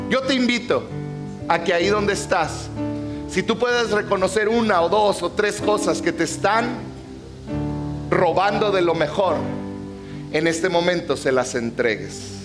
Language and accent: Spanish; Mexico; somos mexicanos aquí en la tierra